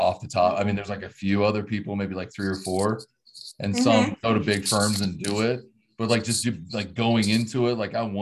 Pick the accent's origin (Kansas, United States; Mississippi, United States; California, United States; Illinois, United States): Kansas, United States; Hays; moved away as an adult; also born or lived in Colorado; I'm from Kansas. I was born and raised here, here in Hayes, Kansas.